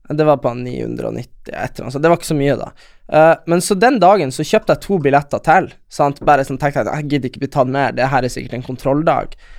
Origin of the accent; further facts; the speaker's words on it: Lule Sami area, Nordland, Norway; der vi er fra, er det jo lulesamer, og de har ikke så mye rein. Det er mest fiske